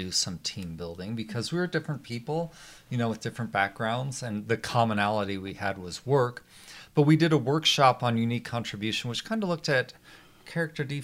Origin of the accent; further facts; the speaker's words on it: Arvada, Colorado, United States; I grew up in Arvada.